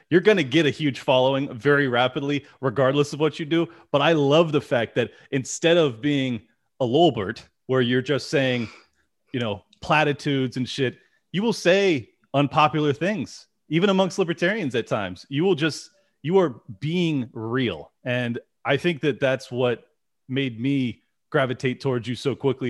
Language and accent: English; San Diego, California, United States; I'm born and raised in San Diego.